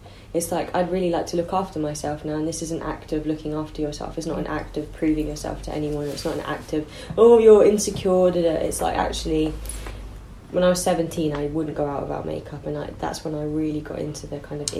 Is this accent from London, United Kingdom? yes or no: yes; London, United Kingdom; I think that comes from growing up in South London, because girls know how to look after their hair here.